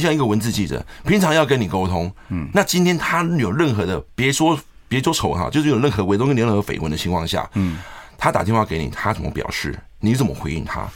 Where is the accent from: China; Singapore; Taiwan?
Taiwan; 我们在俊春长大